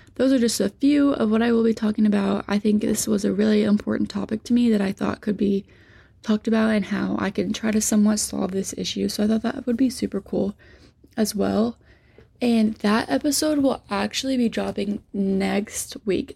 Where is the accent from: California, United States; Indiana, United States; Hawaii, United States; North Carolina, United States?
Indiana, United States; Poseyville; moved away as an adult; now in Louisville, United States; I'm from Southern Indiana, like the Poseyville area. So I actually gradu-, graduated from North Posey